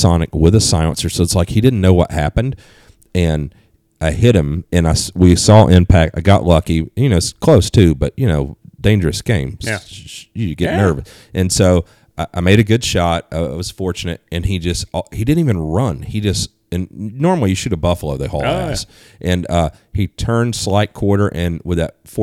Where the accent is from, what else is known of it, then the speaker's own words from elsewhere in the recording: East Coast, United States; moved away; I grew up on the East Coast